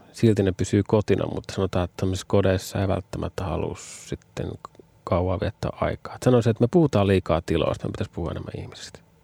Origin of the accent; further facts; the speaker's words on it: Finland; moved away; also born or lived in Vantaa, Finland